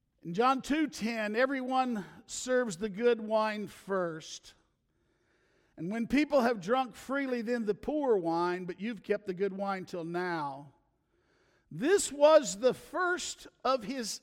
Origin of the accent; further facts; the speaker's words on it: the South, United States; I'm from the South